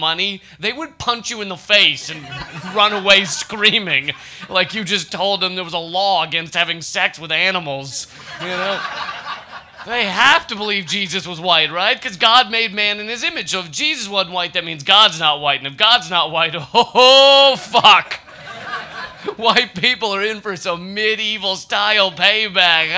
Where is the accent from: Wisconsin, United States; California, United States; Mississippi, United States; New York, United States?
New York, United States; I come from New York